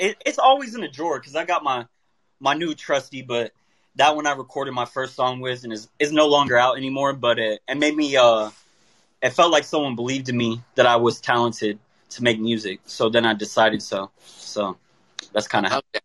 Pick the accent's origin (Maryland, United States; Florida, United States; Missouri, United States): Florida, United States; Tampa; I'm from Tampa, Florida